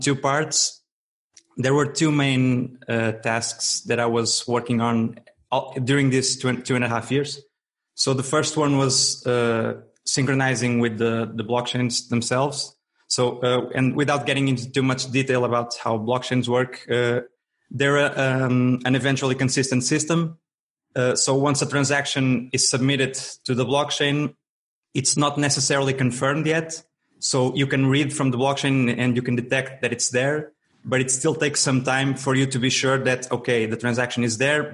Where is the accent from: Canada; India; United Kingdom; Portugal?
Portugal; Braga, Norte; I'm a software developer from Portugal, from the north, from a town called Braga